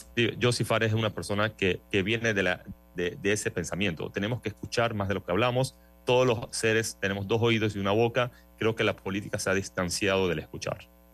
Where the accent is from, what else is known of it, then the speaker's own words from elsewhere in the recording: Panama; soy panameño, casado